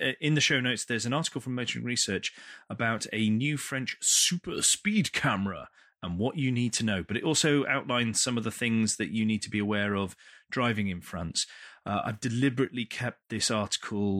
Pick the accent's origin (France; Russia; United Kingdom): United Kingdom; we're British